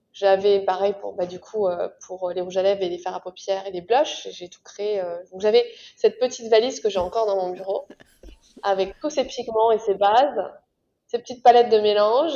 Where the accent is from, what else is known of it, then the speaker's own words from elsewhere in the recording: France; moved away as an adult; now in New York, United States; je vis à New York mais je suis française, j'ai déménagé il y a 7 ans.